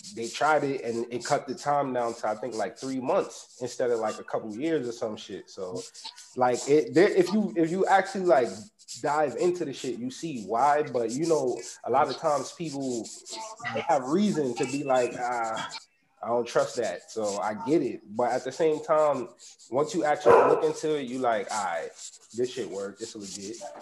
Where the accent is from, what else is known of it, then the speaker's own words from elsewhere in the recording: New York City, New York, United States; I'm from Uptown Bronx, born raised